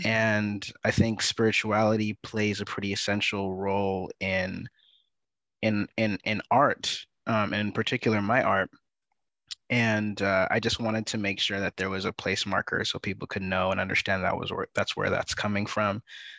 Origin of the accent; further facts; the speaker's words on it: California, United States; also born or lived in Canada / Sierra Leone; I'm originally from Sierra Leone, West Africa. So my parents immigrated from Sierra Leone to Canada prior to my birth, and that's where I was born. And then I was raised in the Bay Area, California, and an assortment of other places. I consider myself a multi-local.